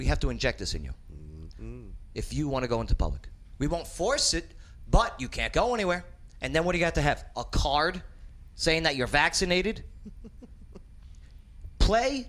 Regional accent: New Jersey, United States; accent: New York; moved away as an adult; also born or lived in Nyack, New York; now in Clarksville, United States; I'm a Jersey born, New York lived

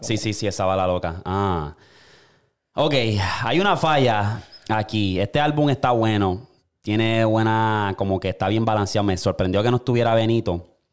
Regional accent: Puerto Rico; now in United States; nosotros, como boricua

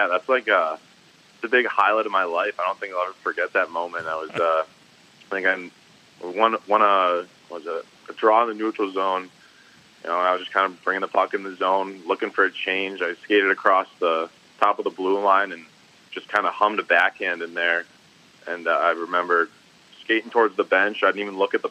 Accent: Agawam, Massachusetts, United States; also born or lived in Westfield, Massachusetts; played for my hometown high school, Agawam High School

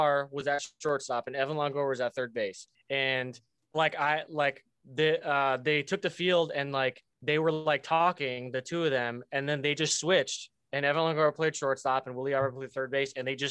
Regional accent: Tampa, Florida, United States; moved away; I was born and raised in Tampa

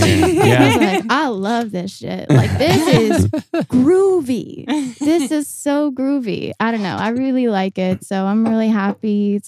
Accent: Rineyville, Kentucky, United States; moved away as an adult; also born or lived in Chicago / Virginia; now in Louisville, United States; I danced professionally with some companies in Virginia. So I'm from Rineyville, Kentucky.

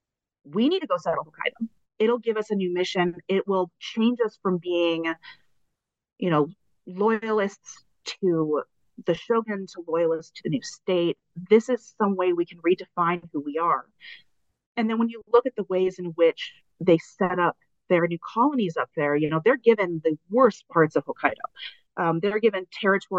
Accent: United States; also born or lived in Iwanuma, Japan; as an American traveling abroad. Like, it's hard to realize that I'm American until you're somewhere where no one else is American

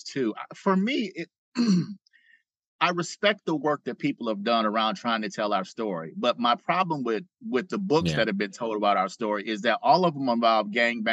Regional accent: Detroit, Michigan, United States; growing up in Detroit

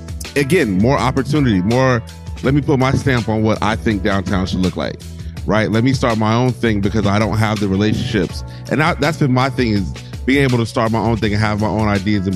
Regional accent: Arizona, United States; moved away as an adult; also born or lived in Hampton, Virginia; now in Washington, D.C., United States; I got here in 03. I graduated from Hampton University, moved up here. I'm really from Arizona, so DC was just a whole different experience for me.

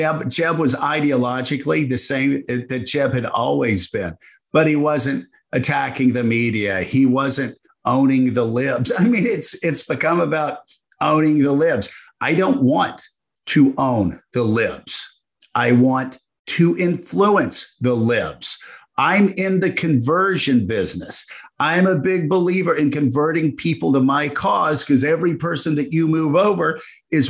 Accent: Deep South, United States; I grew up in the Deep South.

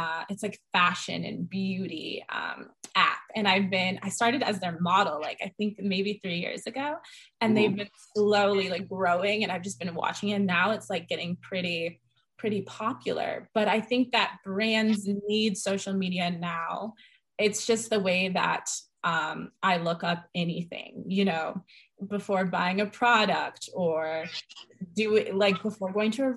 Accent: Boulder, Colorado, United States; also born or lived in Denver, Colorado; I loved growing up here. I didn't realize that I loved growing up here until later

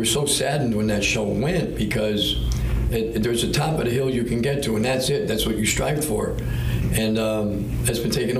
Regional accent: New England, United States; We're from New England.

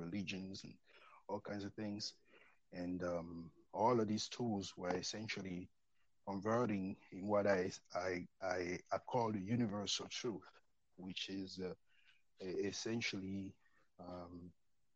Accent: Cameroon; moved away as an adult; also born or lived in France / St. Louis, Missouri, United States; now in United States; I'm from Cameroon

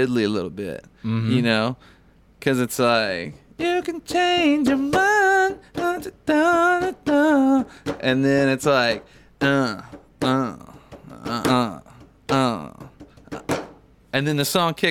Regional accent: Huntington, West Virginia, United States; I'm from West Virginia

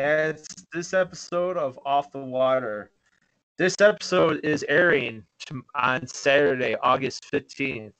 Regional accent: Chicago, Illinois, United States; born and raised here from Chicago

